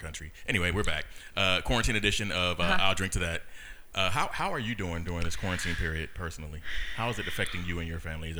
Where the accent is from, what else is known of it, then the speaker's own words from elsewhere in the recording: California, United States; now in Houston, United States; I'm from California, the second biggest state next to Texas.